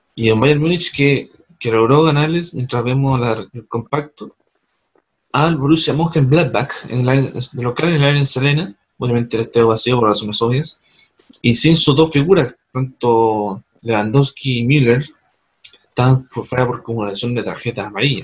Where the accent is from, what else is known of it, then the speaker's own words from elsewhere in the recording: Punta Arenas, Magallanes, Chile; Saludos a Punta mi ciudad natal.